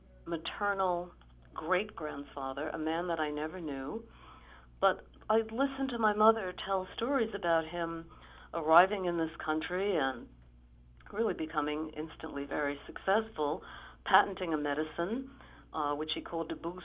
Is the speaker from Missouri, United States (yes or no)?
no; New York City, New York, United States; I was born in Brooklyn.